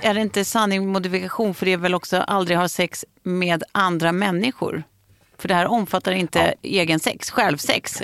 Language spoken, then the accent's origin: Swedish; Lidingö, Stockholm County, Sweden; jag växte upp på Lidingö och det var ju ändå nära stan